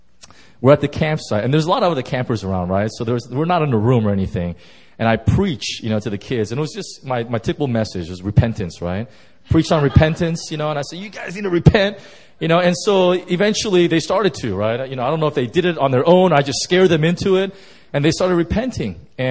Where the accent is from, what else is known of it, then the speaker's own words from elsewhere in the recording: California, United States; I'm from Southern California, and I drove in my truck right from Southern Cal, and I drove all the way up to Yosemite.